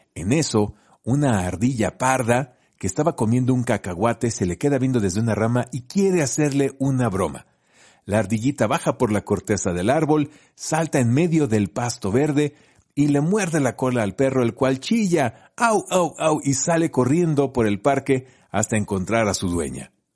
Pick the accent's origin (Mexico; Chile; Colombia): Mexico; Colima; moved away; yo soy de Colima, entonces hice la secundaria en Colima